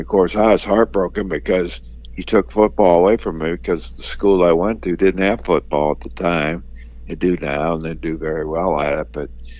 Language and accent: English; Warren, Ohio, United States; Yeah, well, I grew up in a town that was more footba